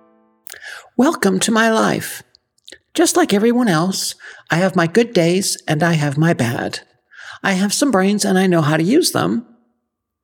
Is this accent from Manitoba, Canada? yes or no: no; Ottawa, Ontario, Canada; moved away as an adult; now in Texas, United States; I grew up in Canada, specifically Ottawa, the nation's capital. I went to school there, got married, and divorced there